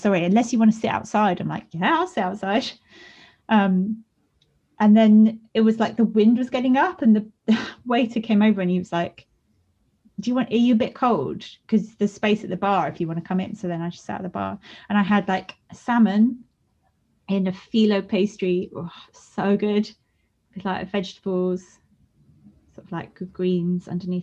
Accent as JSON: {"language": "English", "region": "England", "country": "United Kingdom", "accent": "English and posh", "lives_now": "Brighton, United Kingdom", "said": "I just sound too English and posh"}